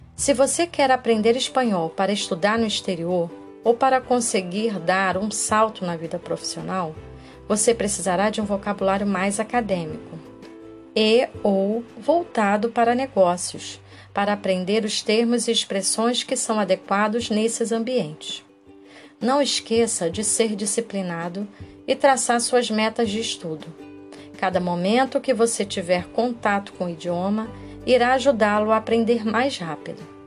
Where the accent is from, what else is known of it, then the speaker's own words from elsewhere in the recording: Brazil; para nós brasileiros